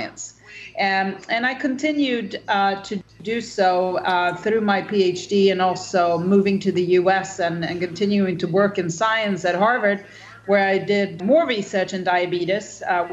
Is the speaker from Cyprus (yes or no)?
no; Sweden; I am Swedish. I grew up in Sweden and had a pretty healthy and happy childhood